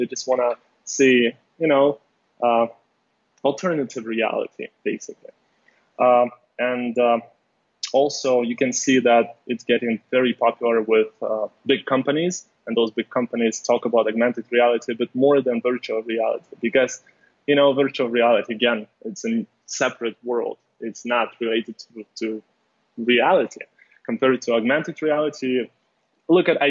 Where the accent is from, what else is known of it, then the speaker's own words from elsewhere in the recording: Ukraine; moved away as an adult; now in Los Angeles, United States; I'm from Ukraine. So basically, I moved to Los Angeles more than 2 years